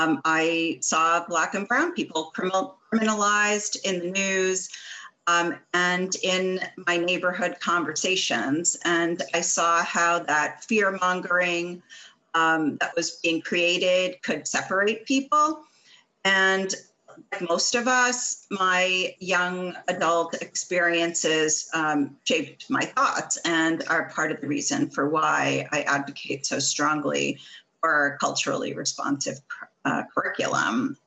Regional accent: New York City, New York, United States; Like you, I also grew up in Brooklyn. I was born in Brooklyn in the 1970s. I was born in the 60s, but I pretty much grew up in the 70s. I am the child of an Italian-American family

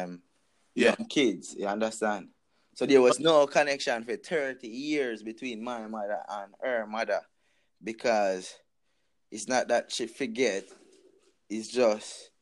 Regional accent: Jamaica; I'm Jamaican

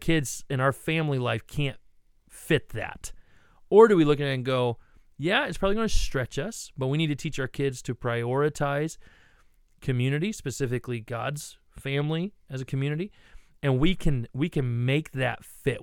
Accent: Ohio, United States; I grew up in Ohio

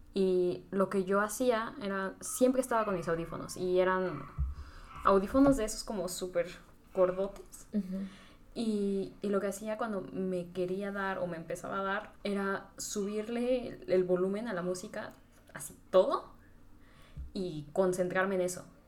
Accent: Tlaxcala, Mexico; soy de Tlaxcala

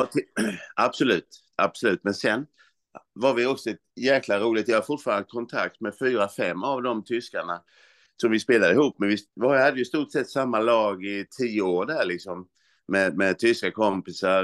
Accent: Olofström, Blekinge, Sweden; now in Växjö, Sweden; jag sysslade ju hemma i Olofström, det var ju sjuan, åttan, nian framförallt, eh, alla idrotter

